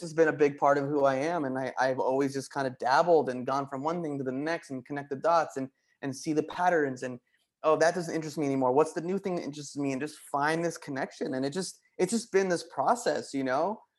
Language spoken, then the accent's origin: English; Wayne, New Jersey, United States; moved away as an adult; also born or lived in Boston; I want to leave the comfort of Wayne, New Jersey